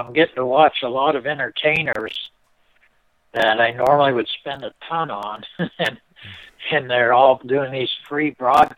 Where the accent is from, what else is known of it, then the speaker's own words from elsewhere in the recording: Erie, Pennsylvania, United States; my hometown, Erie, Pennsylvania